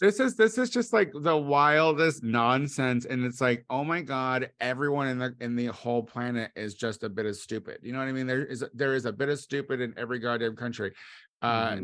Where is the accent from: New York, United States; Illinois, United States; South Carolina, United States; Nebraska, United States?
Illinois, United States; Clinton; moved away; my hometown